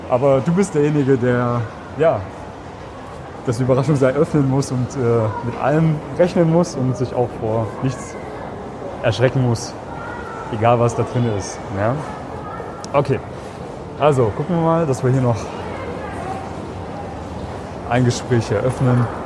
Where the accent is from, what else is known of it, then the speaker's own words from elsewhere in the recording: Germany; Ich bin Piefke.